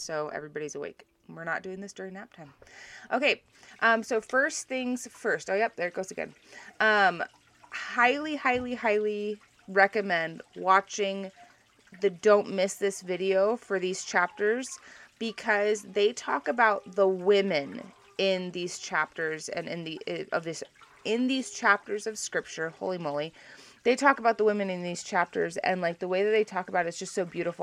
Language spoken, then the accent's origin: English; Hawaii, United States; I grew up in Hawaii where you do not wear your shoes into other people's houses